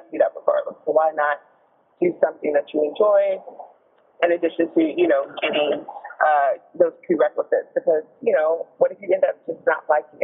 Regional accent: North Carolina, United States; also born or lived in Chicago; I am from North Carolina, North Carolina native.

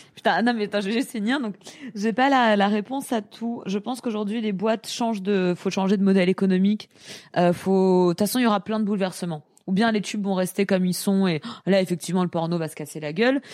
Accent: Paris, Île-de-France, France; je suis parisienne euh, j'ai 28 ans

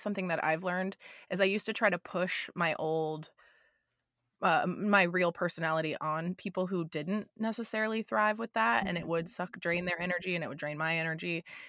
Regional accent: Florida, United States; I moved from Florida, where I was always the weirdest one, the most outgoing, kind of strange one that everybody made fun of.

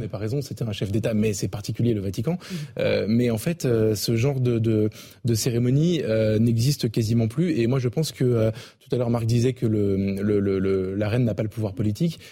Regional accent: France; je suis français

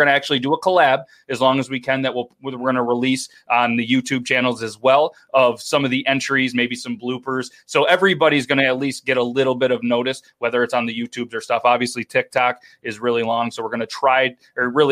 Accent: United States; I'm American

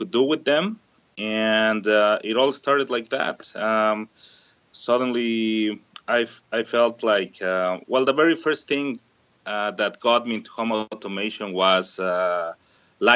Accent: Mexico City, Mexico; moved away as an adult; now in Southern Ontario, Canada; I'm originally from Mexico City

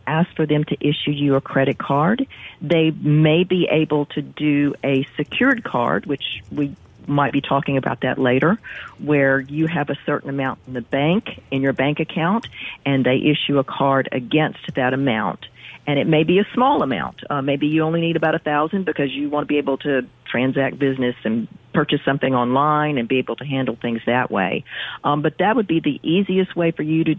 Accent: Gulfport, Mississippi, United States; I grew up in Gulfport

